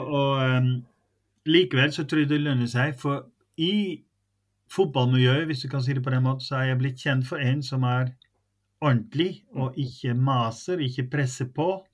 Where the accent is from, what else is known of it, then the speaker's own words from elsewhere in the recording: Netherlands; now in Norway; så er jeg jo nederlandsk. Jeg er født i Nederland. Jeg har bodd her lenger enn jeg har bodd i Nederland